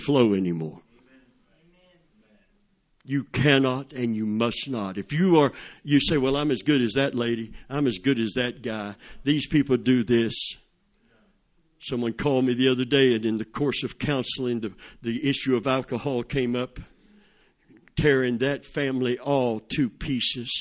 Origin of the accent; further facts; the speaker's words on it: Plant City, Florida, United States; I was a redneck from Plant City